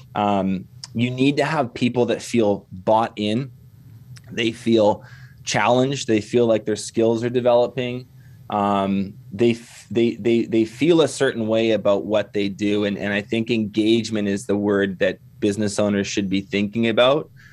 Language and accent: English; Canada; accent: Canadian; also born or lived in Kelowna, British Columbia; I'm Canadian. You can probably tell by the accent.